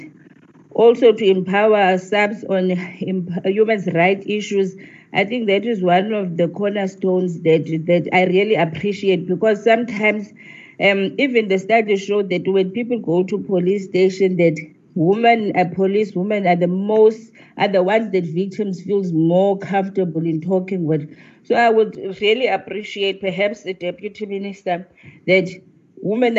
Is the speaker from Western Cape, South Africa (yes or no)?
no; Eastern Cape, South Africa; I'm from the Eastern Cape.